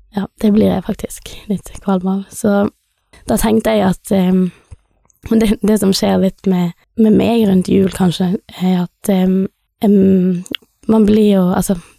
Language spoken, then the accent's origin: Norwegian; Bergen, Vestland, Norway; moved away as an adult; also born or lived in India; now in Stord, Norway; jeg er født i India, adoptert. Oppvokst i Bergen